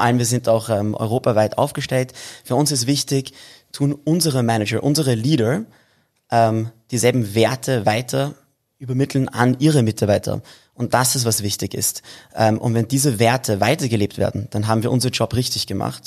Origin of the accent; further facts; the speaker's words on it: Vienna, Austria; wir sind in Wien geboren und groß geworden. Also Wien ist, ist schon mein Zuhause